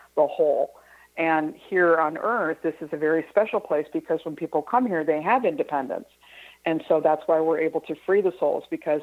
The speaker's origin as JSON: {"language": "English", "region": "Midwest", "country": "United States", "tie": "born or raised there", "said": "I grew up in the Midwest"}